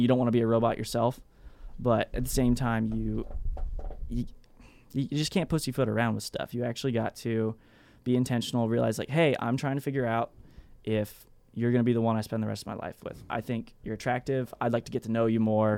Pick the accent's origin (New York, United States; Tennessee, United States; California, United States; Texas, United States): Texas, United States; I'm from Texas, so I wear, like, what's, I guess what everybody else calls cowboy boots